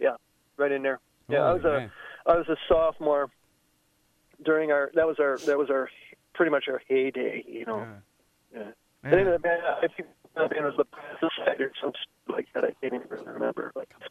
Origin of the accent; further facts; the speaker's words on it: Kenosha, Wisconsin, United States; moved away as an adult; now in Racine, United States; I live in Racine now. I grew up in Kenosha